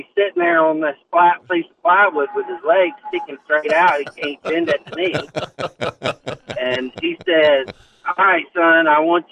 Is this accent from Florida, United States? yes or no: yes; Suwannee County, Florida, United States; I grew up over in Suwannee County